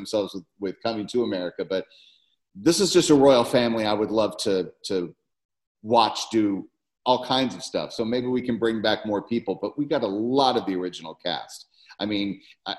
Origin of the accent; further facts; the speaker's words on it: Memphis, Tennessee, United States; I'm from Memphis.